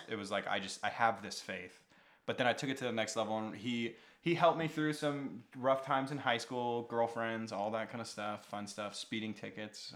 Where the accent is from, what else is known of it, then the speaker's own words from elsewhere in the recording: Washington, United States; now in Las Vegas, United States; I grew up actually in Washington State, not native of a, of the bowl